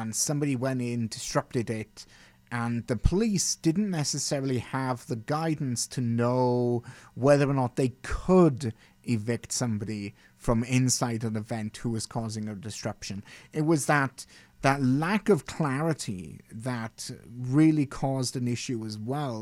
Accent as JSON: {"language": "English", "country": "United Kingdom", "tie": "born or raised there", "moved": "yes", "lives_now": "Canada", "said": "growing up in Britain"}